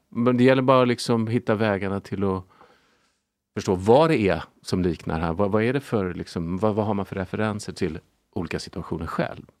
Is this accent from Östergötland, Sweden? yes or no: no; Lidingö, Stockholm County, Sweden; Jag är uppvuxen på Lidingö